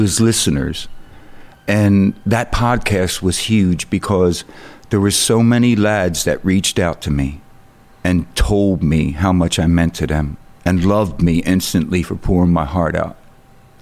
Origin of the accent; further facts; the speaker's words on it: Philadelphia, Pennsylvania, United States; I'm from Philadelphia, Pennsylvania.